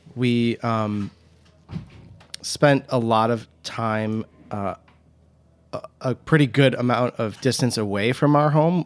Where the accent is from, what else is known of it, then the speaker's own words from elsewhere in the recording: Huntington Woods, Michigan, United States; also born or lived in Royal Oak, Michigan / Ann Arbor, Michigan; now in New York, United States; I was born in Royal Oak, Michigan. I grew up in Huntington Woods, Michigan, um, just outside of Detroit